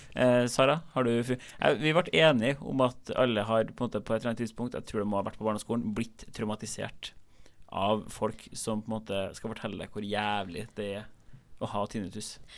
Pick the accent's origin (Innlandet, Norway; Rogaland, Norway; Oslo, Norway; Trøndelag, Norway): Trøndelag, Norway; Trondheim; moved away; jeg kommer fra Trondheim, der man ikke har russebusser eller vans